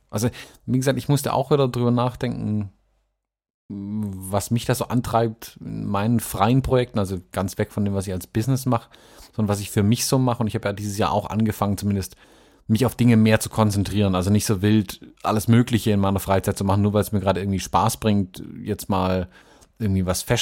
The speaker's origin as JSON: {"language": "German", "region": "the South", "country": "United States", "said": "da wo ich herkomme eben. In den Süden, wo wirklich die, die Rednecks ähm, rumhängen, die ihn wählen und seine Aussagen glauben."}